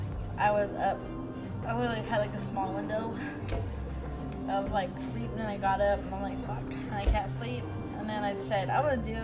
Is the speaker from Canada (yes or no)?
no; New Mexico, United States; I was raised around it, growing up in New Mexico